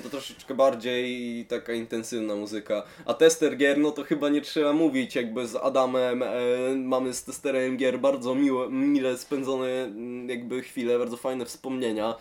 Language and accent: Polish; Szczecin, West Pomeranian Voivodeship, Poland; jestem ze Szczecina